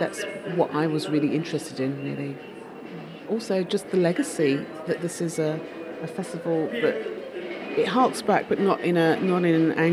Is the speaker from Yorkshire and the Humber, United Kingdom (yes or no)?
no; London, United Kingdom; I was born in London, and my mother's from Barbados, and my father was from Guyana